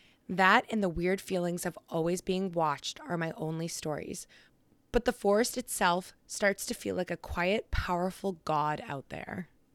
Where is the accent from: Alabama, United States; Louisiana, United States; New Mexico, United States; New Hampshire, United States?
New Hampshire, United States; southern; we're from New Hampshire, if you didn't know that already. We're from Southern New Hampshire.